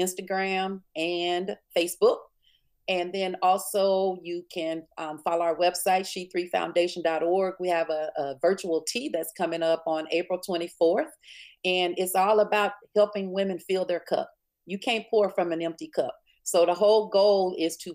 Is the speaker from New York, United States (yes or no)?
no; Springhill, Louisiana, United States; growing up in Spring Hill, Louisiana